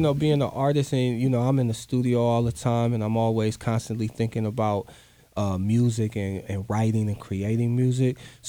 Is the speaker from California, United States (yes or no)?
no; Brooklyn, New York, United States; But you know, I'm from Brooklyn, so.